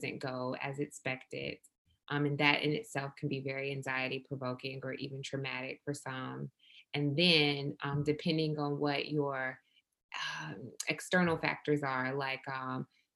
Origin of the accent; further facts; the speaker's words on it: Milledgeville, Georgia, United States; I'm from South Georgia, from a small town called Milledgeville